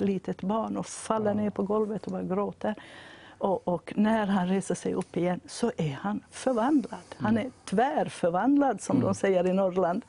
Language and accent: Swedish; Vaasa, Ostrobothnia, Finland; jag kommer från Vasa då i Finland